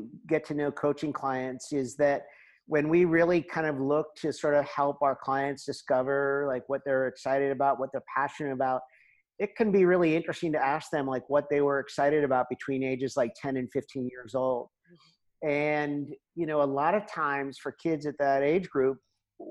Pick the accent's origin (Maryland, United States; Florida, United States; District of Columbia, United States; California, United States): District of Columbia, United States; Washington; moved away as an adult; now in Europe; I was born and raised in the Washington, D.C. area